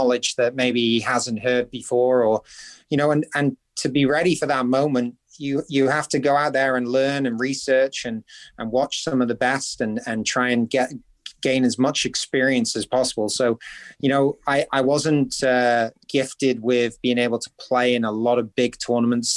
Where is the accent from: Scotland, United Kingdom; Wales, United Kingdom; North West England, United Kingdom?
Scotland, United Kingdom; St Andrews; I'm from a small town that many golfers have never heard about called St. Andrews.